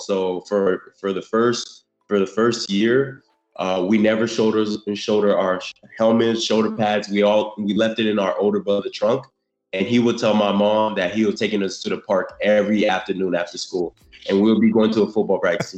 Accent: South Florida, United States; also born or lived in Haiti; I was I was born in Haiti, um, in Haiti, and I came to the states when I was two years old in um, South South Florida

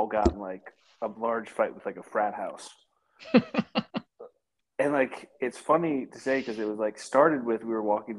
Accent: Michigan, United States; moved away as an adult; I grew up in Michigan until I was like 18

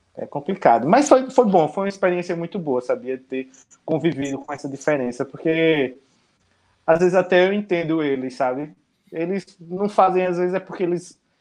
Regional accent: Pernambuco, Brazil; also born or lived in Garanhuns; now in Maceió, Brazil; Mas eu sou pernambucano. Sou pernambucano, hum. interior.

